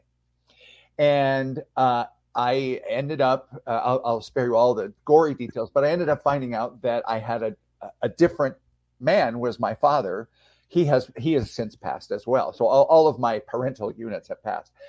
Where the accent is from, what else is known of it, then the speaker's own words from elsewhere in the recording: San Diego, California, United States; moved away as an adult; also born or lived in Philadelphia, Pennsylvania / San Francisco, California; now in Spain; I moved to San Diego, California when I was 9. And I spent most of my formative years there and went to college there